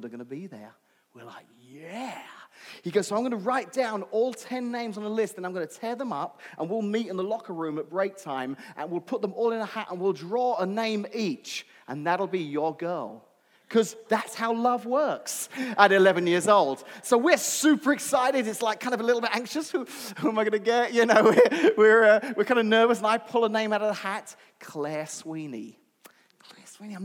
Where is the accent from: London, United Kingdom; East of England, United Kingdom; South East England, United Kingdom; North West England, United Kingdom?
London, United Kingdom; Where I grew up in London, I went to an all-boys high school